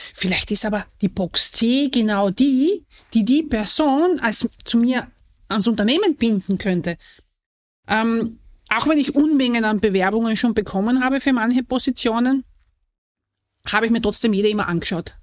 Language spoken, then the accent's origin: German; southern Austria, Austria; Ich komme ja nicht aus dem Wien, sondern ich komme ja aus dem Süden von Österreich